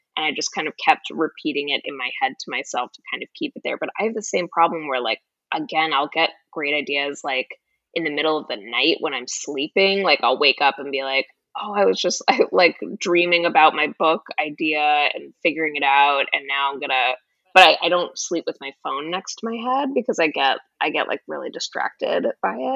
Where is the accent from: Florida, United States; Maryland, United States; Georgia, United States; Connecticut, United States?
Florida, United States; moved away as an adult; also born or lived in Boston / New York City; now in Los Angeles, United States; I grew up in Florida